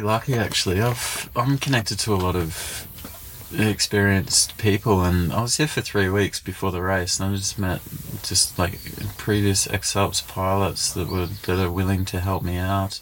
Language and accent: English; Canungra, Queensland, Australia; I grew up near Canungra